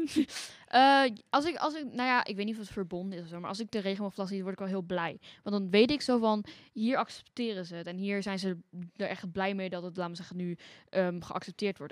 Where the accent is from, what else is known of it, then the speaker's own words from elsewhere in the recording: Arnhem, Gelderland, Netherlands; ik kom uit Arnhem